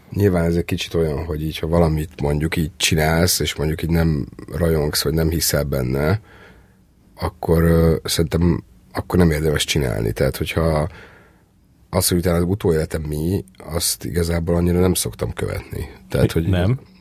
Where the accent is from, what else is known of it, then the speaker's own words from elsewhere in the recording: Törökbálint, Pest, Hungary; én törökbánitoni laktam, feljöttem Budapestre